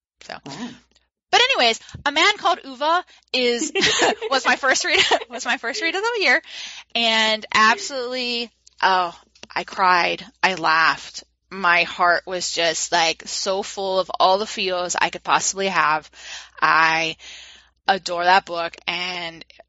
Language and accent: English; United States; I'm an American because I've lived my whole life in America.